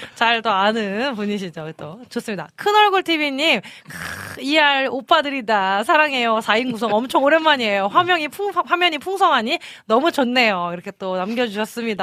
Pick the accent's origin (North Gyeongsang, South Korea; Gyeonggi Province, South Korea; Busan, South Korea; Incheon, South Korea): Incheon, South Korea; moved away; 초등학생 때다 보니까 저는 인천에서 살았었거든요